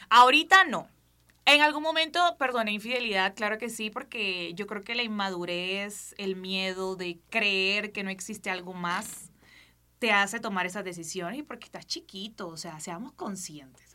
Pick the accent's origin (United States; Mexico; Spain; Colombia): Colombia; Barranquilla, Atlántico